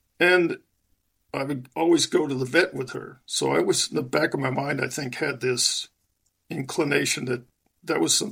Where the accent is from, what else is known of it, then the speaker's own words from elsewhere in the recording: Long Island, New York, United States; I'm originally from Western New York, south of Buffalo, and I spent my first 4 or 5 years there and then moved to Long Island.